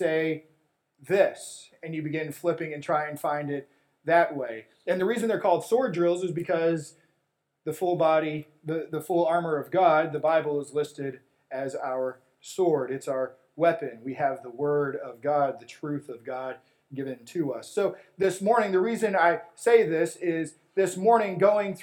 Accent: West Texas, United States; when I was a kid growing up in West Texas

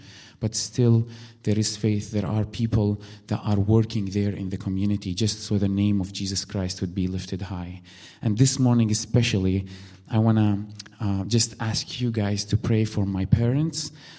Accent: Syria; English is a second language; moved away as an adult; now in Milwaukee, United States; we grew up in Syria.

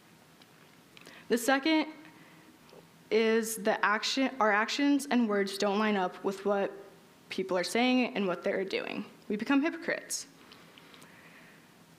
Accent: Utah, United States; growing up in Utah

